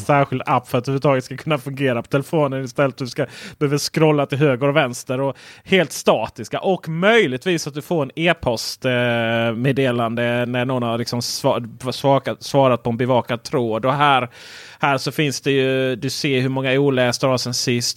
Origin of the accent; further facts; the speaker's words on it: Blekinge, Sweden; Jag är från Blekinge